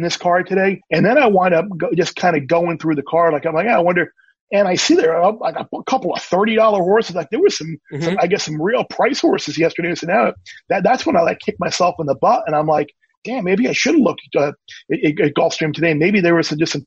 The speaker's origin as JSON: {"language": "English", "area": "Long Island", "region": "New York", "country": "United States", "tie": "born or raised there", "also_born_or_lived": "Miami", "moved": "as an adult", "said": "Growing up on Long Island"}